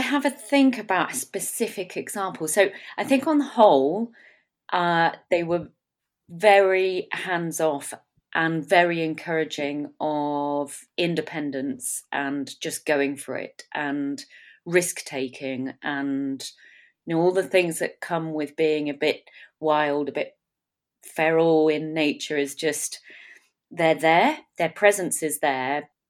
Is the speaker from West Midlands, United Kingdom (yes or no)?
no; South West England, United Kingdom; I grew up in South Devon, just on the edge of Dartmoor. So I had this wilderness right on our doorstep. So you could walk out of the house and straight onto Dartmoor.